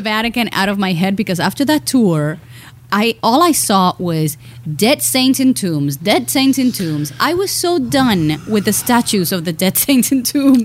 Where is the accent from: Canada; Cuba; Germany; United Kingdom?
Cuba; I'm Cuban